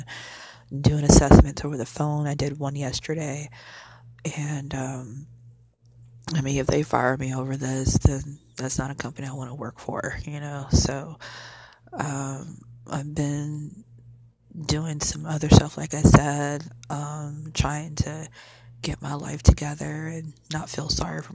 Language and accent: English; Illinois, United States; now in Arlington, United States; I'm from Illinois